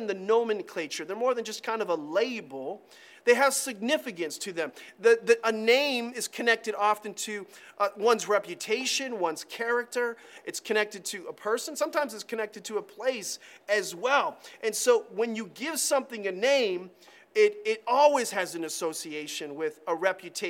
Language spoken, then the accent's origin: English; Ashland, United States; when I was growing up in this area, Ashland conversationally was referred to as Trashland. That's terrible because it's my town, my hometown